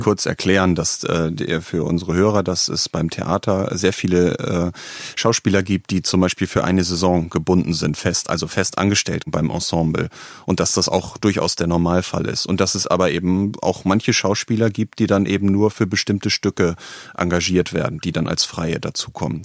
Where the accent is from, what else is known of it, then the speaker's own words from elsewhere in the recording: Northern Germany, Germany; ich komme aus Norddeutschland